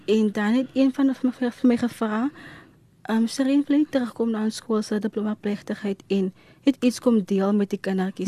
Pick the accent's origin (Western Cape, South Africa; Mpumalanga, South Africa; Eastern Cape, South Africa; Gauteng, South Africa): Western Cape, South Africa; Worcester; ek is van Woester